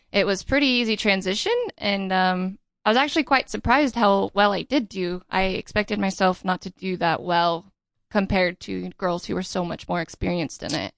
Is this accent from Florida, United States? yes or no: no; Riverside, California, United States; I grew up in, uh, Riverside, California.